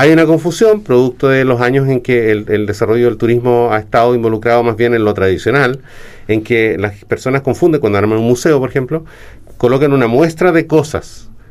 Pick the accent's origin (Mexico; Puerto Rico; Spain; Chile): Chile; en Chile nosotros tenemos un desarrollo de industria del turismo